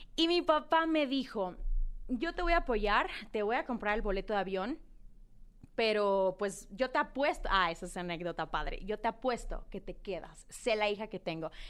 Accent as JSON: {"language": "Spanish", "town": "Culiacán", "region": "Sinaloa", "country": "Mexico", "tie": "born or raised there", "moved": "yes", "lives_now": "Mexico City, Mexico", "said": "yo soy eh, una niña de Culiacán, Sinaloa. Eh, pues nada, nací en Culiacán"}